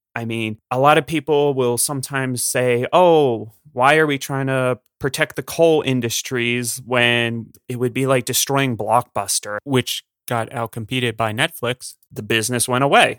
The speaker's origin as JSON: {"language": "English", "region": "Pennsylvania", "country": "United States", "said": "I'm from Pennsylvania"}